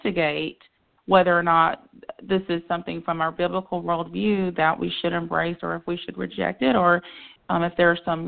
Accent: the Carolinas, United States; living here in the Carolinas and growing up in the Carolinas

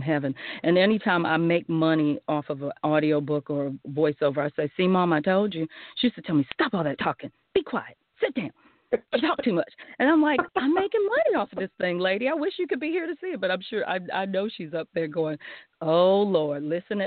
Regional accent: Charleston, South Carolina, United States; accent: Southern; I was born and raised in the South.

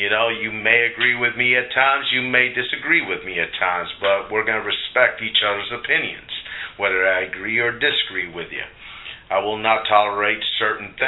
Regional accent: Puerto Rico; I was born in Puerto Rico, raised from an upper middle class family

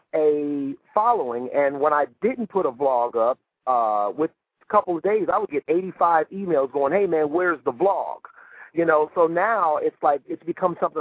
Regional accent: Cleveland, Ohio, United States; I'm from Cleveland, Ohio

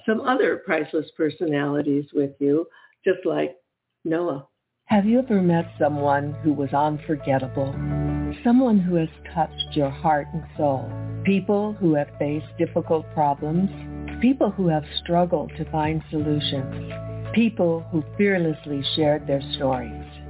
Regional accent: Michigan, United States; now in Ohio, United States; I'm actually from Michigan

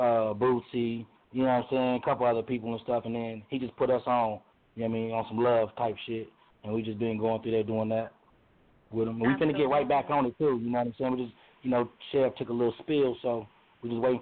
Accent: Las Vegas, Nevada, United States; I'm originally from Vegas and shit.

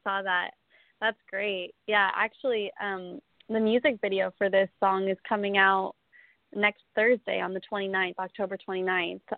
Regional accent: Colorado, United States; I'm from Colorado, so I'm not from the deep South.

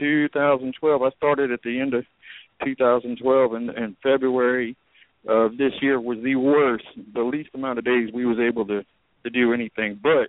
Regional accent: New Orleans, Louisiana, United States; moved away; originally we're from Louisiana, New Orleans. They've got Lucky Dog carts all down in the French Quarter. And I grew up eating off of those things

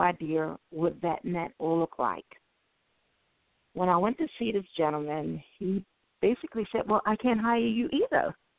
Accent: Baltimore, Maryland, United States; I grew up in Baltimore, and as we know, Baltimore right now is the number one murder city

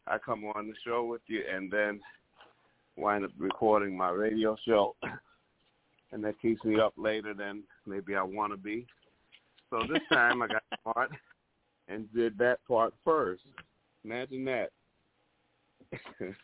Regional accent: New York City, New York, United States; I'm from New York City

